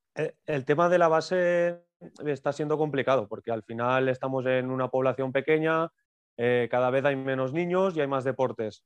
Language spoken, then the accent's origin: Spanish; Moixent, Valencian Community, Spain; soy, soy natural, natural de Moisent